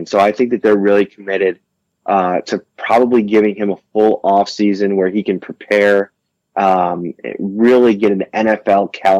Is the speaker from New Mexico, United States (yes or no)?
no; Buffalo, New York, United States; I was just a Bills fan for years and years and years, growing up in Buffalo.